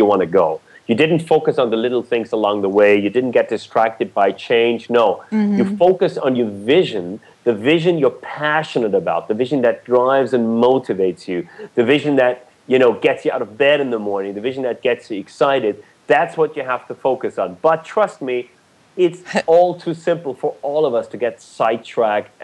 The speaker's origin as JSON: {"language": "English", "country": "Germany", "tie": "born or raised there", "moved": "yes", "said": "I was born and raised in Germany"}